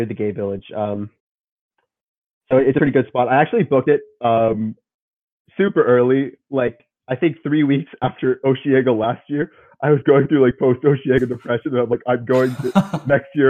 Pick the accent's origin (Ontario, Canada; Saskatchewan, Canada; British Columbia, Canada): Ontario, Canada; north of Toronto; I'm from Ontario. I'm from north of Toronto. Like, pretty far.